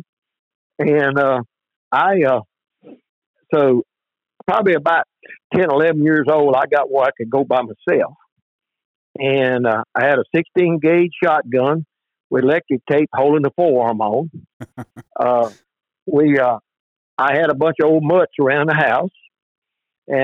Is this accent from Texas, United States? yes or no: no; Sabine River bottom, Louisiana, United States; I was born down here on the Sabine River bottom in 1951. We lived right on the edge of the bottom